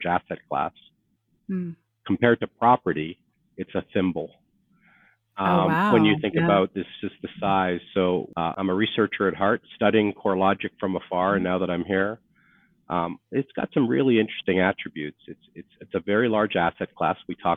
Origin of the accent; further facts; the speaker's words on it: Canada; moved away as an adult; I am a Canadian.